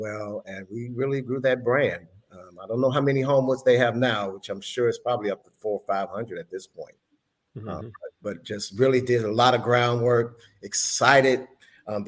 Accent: Chicago, Illinois, United States; moved away; also born or lived in Memphis, Tennessee; I'm originally from Chicago

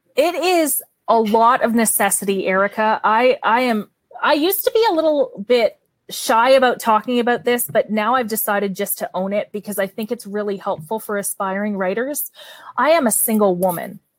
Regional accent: Canada; accent: Canadian; my Canadian accent

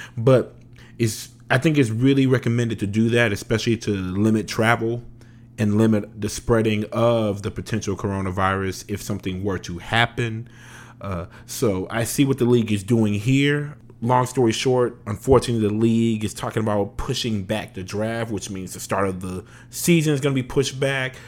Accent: Louisiana, United States; moved away; I'm originally from Louisiana

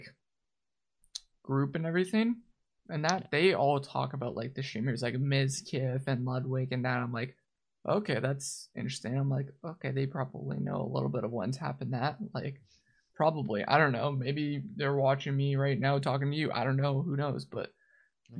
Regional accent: Canada; I'm from Canada, so I'm different school system

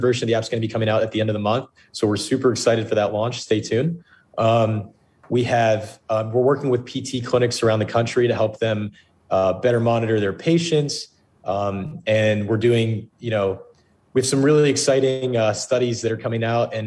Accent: Plainsboro, New Jersey, United States; now in Pittsburgh, United States; I grew up in a town in New Jersey called Plainsboro, New Jersey

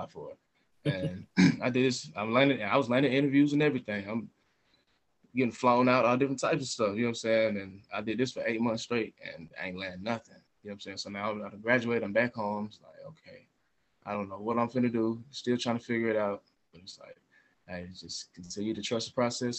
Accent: Smyrna, Georgia, United States; I'm from Smyrna

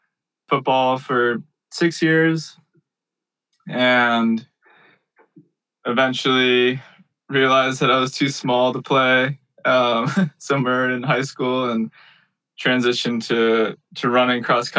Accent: Rhode Island, United States; I was born in Rhode Island, where there aren't any mountains, but lots of ocean.

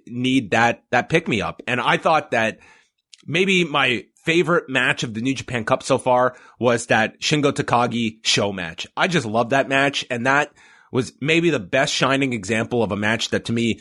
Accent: Canada

